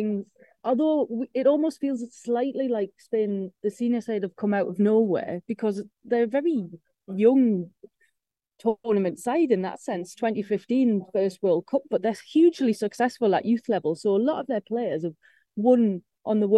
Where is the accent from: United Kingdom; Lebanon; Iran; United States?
United Kingdom; England; we're English